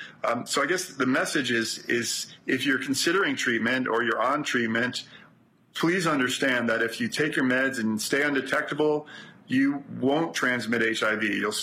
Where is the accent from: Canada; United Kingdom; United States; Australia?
United States; New York City, New York; I'm from Brooklyn.